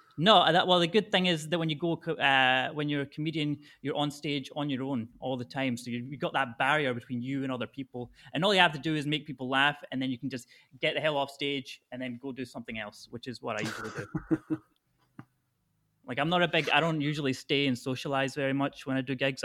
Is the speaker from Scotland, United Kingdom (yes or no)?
yes; Falkirk, Scotland, United Kingdom; moved away as an adult; also born or lived in Thailand; now in Hanoi, Vietnam; I grew up in the Falkirk area of Scotland